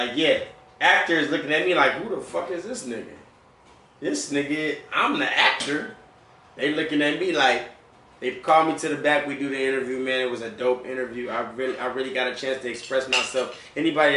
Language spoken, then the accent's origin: English; Killeen, Texas, United States; now in San Antonio, United States; I'm originally from Killeen. Killeen. But I've been holding down the Tone since 07.